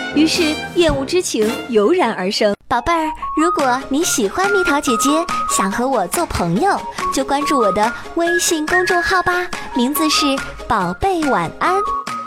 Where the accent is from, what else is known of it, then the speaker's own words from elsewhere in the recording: China; 我们中国人